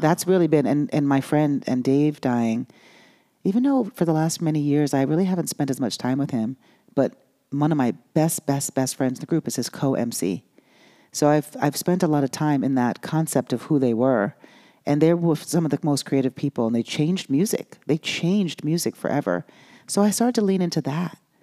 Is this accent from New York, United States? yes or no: yes; New York, United States; moved away; also born or lived in Los Angeles / Miami; I grew up in New York